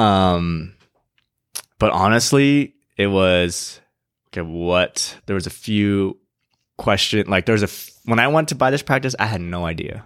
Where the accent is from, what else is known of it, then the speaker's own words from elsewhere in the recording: San Diego, California, United States; also born or lived in Irvine / Indianapolis / Ohio; I was born and raised in San Diego